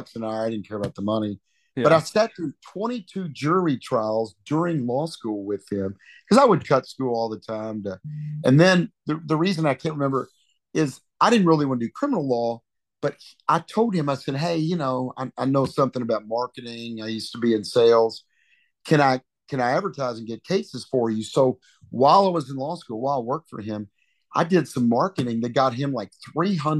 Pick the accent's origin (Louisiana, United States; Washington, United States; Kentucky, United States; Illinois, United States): Kentucky, United States; Kentucky's where I was born and raised and got my start